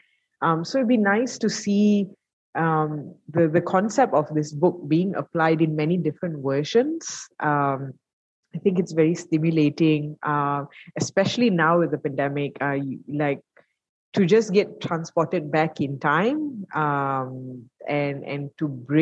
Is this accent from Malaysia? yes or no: yes; Malaysia; as a Malaysian